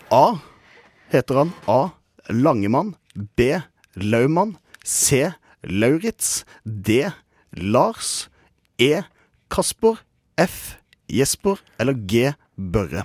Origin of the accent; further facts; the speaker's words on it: Kristiansand, Agder, Norway; moved away; mitt eh, gode hjemsted Kristiansand